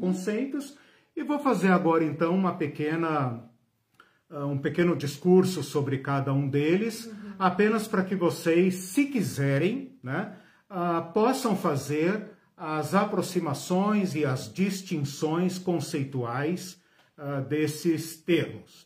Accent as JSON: {"language": "Portuguese", "town": "Curitiba", "region": "Paraná", "country": "Brazil", "said": "sou daqui de Curitiba"}